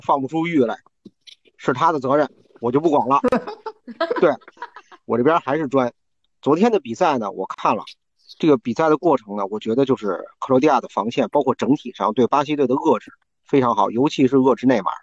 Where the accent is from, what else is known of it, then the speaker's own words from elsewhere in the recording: China; 我们作为中国人